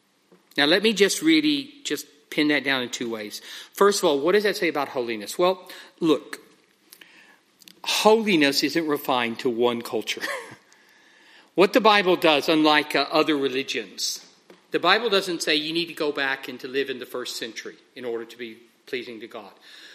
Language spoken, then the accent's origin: English; United Kingdom; and we know how we are, we're very British, most of us, that we all very politely pray one at a time.